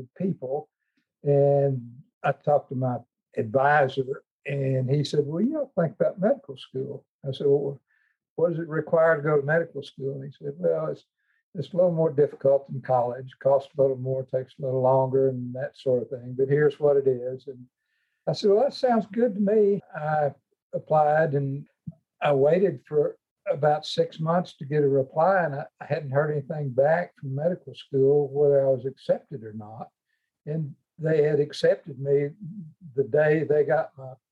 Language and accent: English; Fort Smith, Arkansas, United States; I grew up in Fort Smith, Arkansas, in a household with 8 children